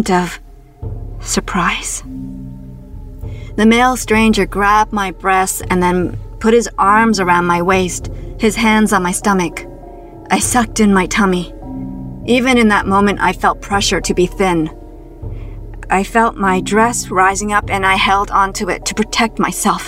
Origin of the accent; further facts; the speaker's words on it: Toronto, Ontario, Canada; my hometown of Toronto, Canada